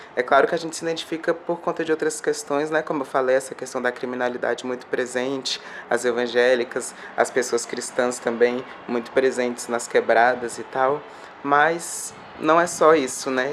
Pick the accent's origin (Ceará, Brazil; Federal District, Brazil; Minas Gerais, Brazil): Federal District, Brazil; Brasília; eu tô aqui, ó, na Santa Maria, Distrito Federal, nesse momento, gravando esse vídeo. Uma quebrada aqui do Distrito Federal, fronteira DF, Goiás.